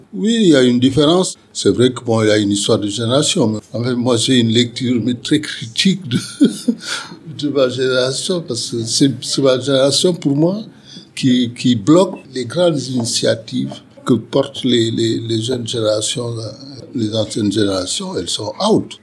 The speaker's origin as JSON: {"language": "French", "country": "Senegal", "tie": "born or raised there", "moved": "as an adult", "lives_now": "Bordeaux, France", "said": "je suis originaire du Sénégal. Je suis arrivé à Bordeaux euh, en 1974"}